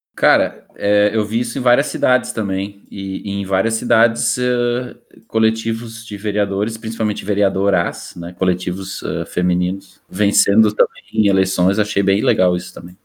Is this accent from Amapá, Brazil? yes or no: no; Canoas, Rio Grande do Sul, Brazil; eu também morei 30 anos da minha vida em Canoas e só. Então, a única cidade que eu posso falar mesmo como minha é Canoas, minha terra